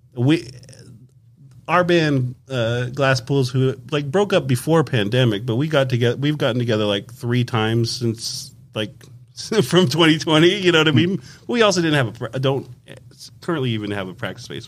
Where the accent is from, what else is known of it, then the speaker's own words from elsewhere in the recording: Las Vegas, Nevada, United States; when we grew up in Las Vegas